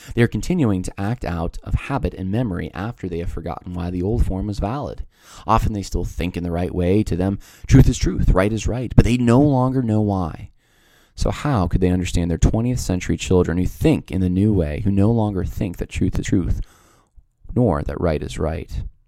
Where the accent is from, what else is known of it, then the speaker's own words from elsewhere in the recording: Northeast, United States; I was raised in the Northeast where Uh, it's pretty secular